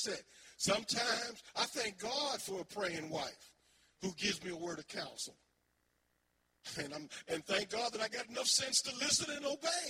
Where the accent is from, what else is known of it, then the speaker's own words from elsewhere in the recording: Philadelphia, Pennsylvania, United States; I was raised in North Philly, Huntington Park, you know, Erie Avenue